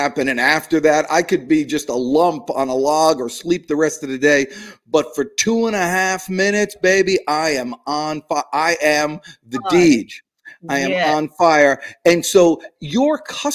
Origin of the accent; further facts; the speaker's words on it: New Jersey, United States; I'm from New Jersey